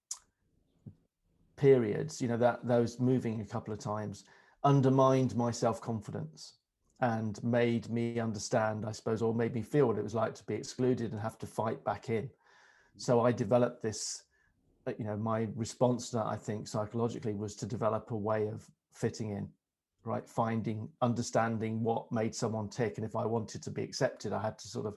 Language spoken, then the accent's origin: English; Melton Mowbray, East Midlands, United Kingdom; also born or lived in Ireland; we moved very quickly to the Midlands and a market town called Melton Mowbray